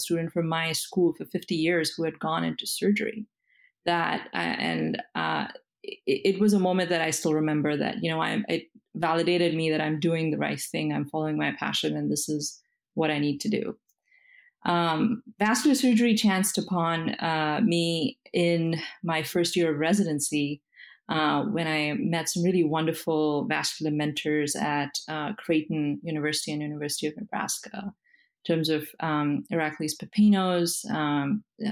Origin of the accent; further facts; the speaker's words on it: India; moved away as an adult; now in United States; I am an immigrant. I was born and brought up in India